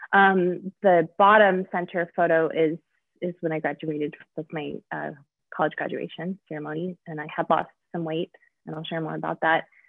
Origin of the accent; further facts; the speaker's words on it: Denver, Colorado, United States; also born or lived in Mount Laurel, New Jersey; I was born in Denver, um, which is where I live now